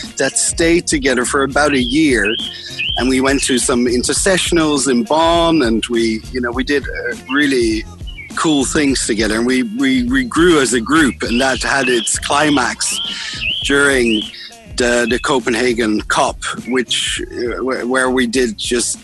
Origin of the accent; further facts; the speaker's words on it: Netherlands; I am from the Netherlands